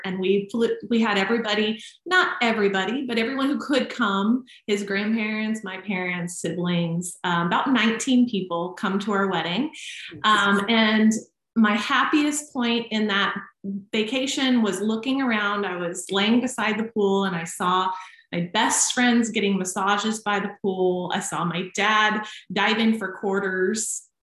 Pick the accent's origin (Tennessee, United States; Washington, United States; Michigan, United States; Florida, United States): Tennessee, United States; Nashville; moved away; So being that I did move away from my family, I moved from Nashville, which is still home to me.